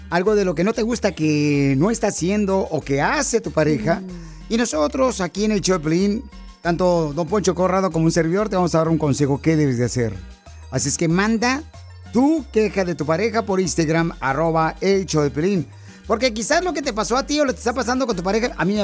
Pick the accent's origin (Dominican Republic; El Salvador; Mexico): Mexico; Michoacán; now in United States; ¿a qué venimos de Michoacán a Estados Unidos?